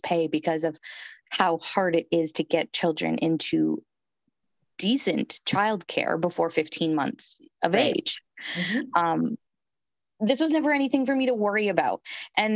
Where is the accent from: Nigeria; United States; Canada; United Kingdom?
Canada; I'm Canadian